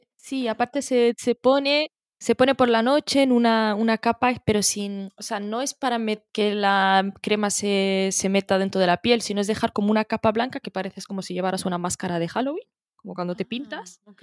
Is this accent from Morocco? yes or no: yes; Morocco; moved away; soy de Marruecos